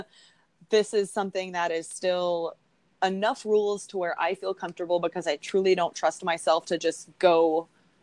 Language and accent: English; Texas, United States; I'm from Texas. My family hunts.